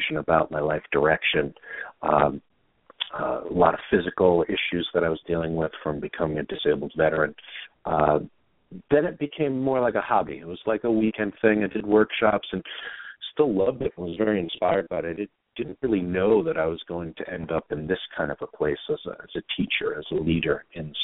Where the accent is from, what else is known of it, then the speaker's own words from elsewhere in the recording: New York City, New York, United States; grew up in New York. I'm originally from Queens, New York, and grew up a little rough and tumble